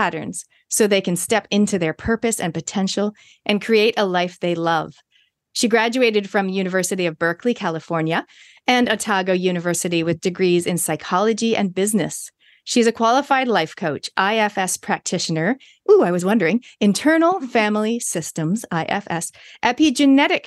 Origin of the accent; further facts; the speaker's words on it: Toronto, Ontario, Canada; moved away; When I was growing up in Canada with me and my three sisters in Toronto